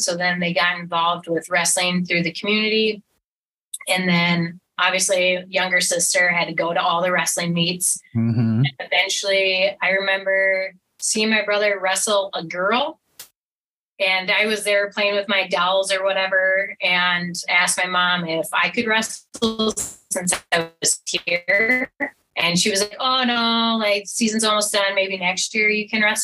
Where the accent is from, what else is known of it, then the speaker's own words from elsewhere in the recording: Winnebago, Minnesota, United States; also born or lived in Houston, Minnesota; So I grew up in the town north of Blue Earth. So it's called Winnebago